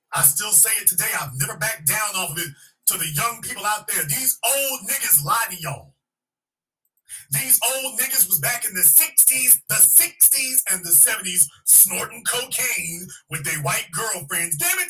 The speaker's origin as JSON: {"language": "English", "region": "Louisiana", "country": "United States", "said": "I'm from Louisiana, and I can definitely tell you Chicago is right up there with anything I've ever seen."}